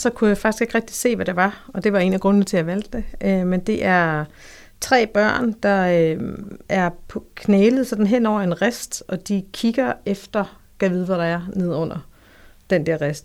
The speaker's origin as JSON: {"language": "Danish", "area": "Funen", "region": "Southern Denmark", "country": "Denmark", "tie": "born or raised there", "said": "Jeg øh, er født og opvokset på Fyn."}